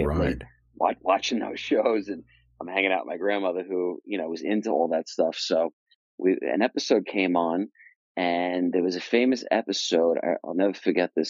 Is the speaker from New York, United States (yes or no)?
yes; Long Island, New York, United States; I grew up in New York, and I grew up in Long Island, New York.